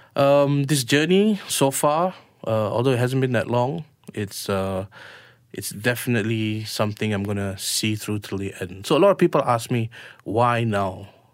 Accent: Malaysia; we're Malaysian Indians

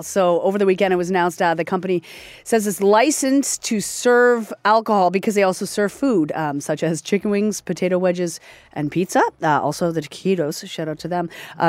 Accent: Nova Scotia, Canada; moved away; I'm from Nova Scotia. I never usually go home for Christmas.

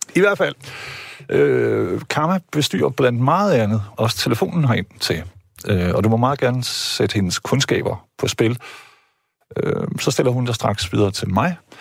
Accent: Jutland, Denmark; jeg er selv jyde

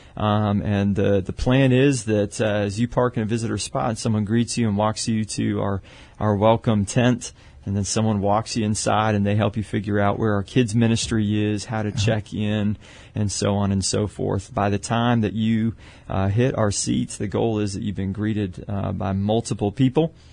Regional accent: Canada; moved away as an adult; also born or lived in Pennsylvania / Dallas; now in San Antonio, United States; originally Canadian.

